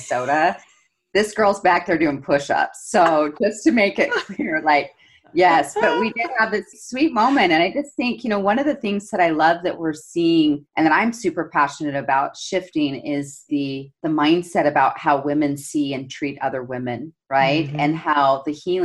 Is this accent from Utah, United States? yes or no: yes; Salt Lake City, Utah, United States; And I grew up here in Salt Lake City, Utah, where I'm based